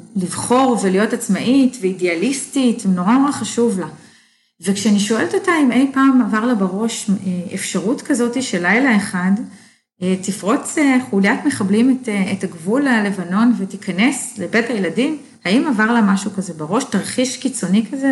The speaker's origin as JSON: {"language": "Hebrew", "town": "Sarid", "region": "Northern District", "country": "Israel", "tie": "born or raised there", "also_born_or_lived": "Dallas, Texas", "moved": "as an adult", "said": "שריד, הקיבוץ שאני גדלתי בו"}